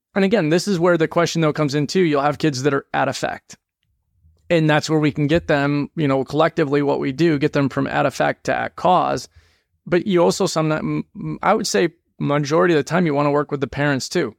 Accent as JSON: {"language": "English", "region": "New England", "country": "United States", "tie": "born or raised there", "also_born_or_lived": "Georgia", "moved": "as an adult", "said": "We grew up in New England"}